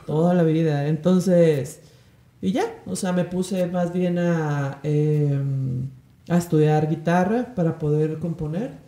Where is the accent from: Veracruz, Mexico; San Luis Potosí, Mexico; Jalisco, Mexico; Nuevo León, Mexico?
Jalisco, Mexico; Guadalajara; moved away as an adult; also born or lived in Querétaro / London; now in Mexico City, Mexico; soy de Guadalajara